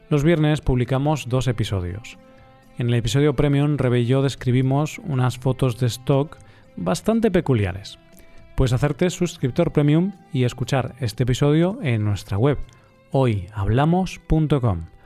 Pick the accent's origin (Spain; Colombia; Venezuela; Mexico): Spain; soy español